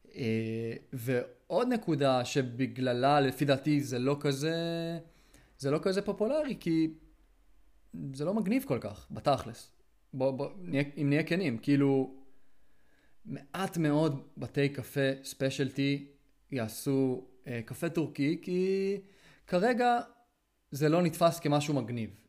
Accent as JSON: {"language": "Hebrew", "country": "Israel", "said": "אני ישראלי"}